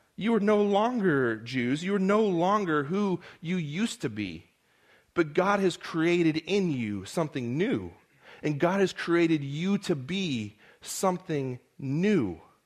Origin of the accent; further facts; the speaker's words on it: Modesto, California, United States; accent: American; also born or lived in Edinburgh; my hometown, Modesto